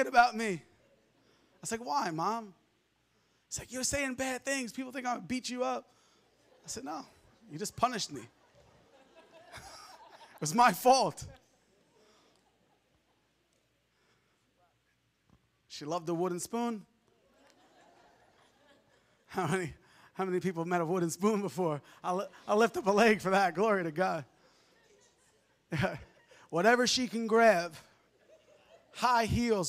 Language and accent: English; Long Island, New York, United States; I grew up in Long Island, New York.